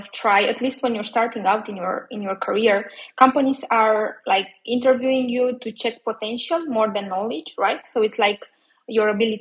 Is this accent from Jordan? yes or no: no; Romania; moved away as an adult; I'm originally from Romania.